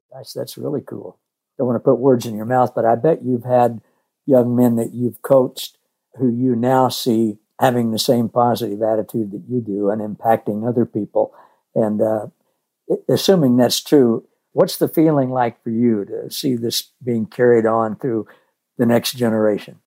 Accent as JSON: {"language": "English", "region": "Missouri", "country": "United States", "tie": "born or raised there", "said": "I grew up in Missouri"}